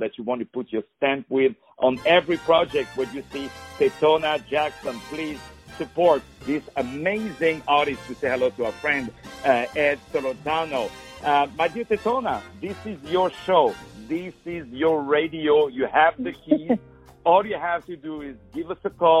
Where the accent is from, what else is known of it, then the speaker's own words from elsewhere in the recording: France; I'm from France